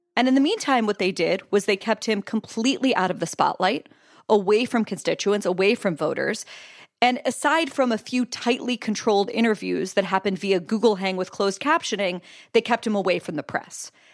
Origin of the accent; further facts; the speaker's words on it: Pennsylvania, United States; my home state, which is Pennsylvania